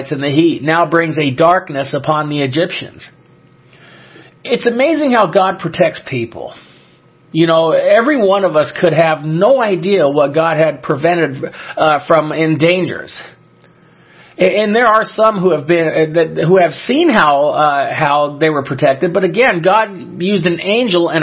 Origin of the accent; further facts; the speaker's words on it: Southern California, United States; I grew up in Southern California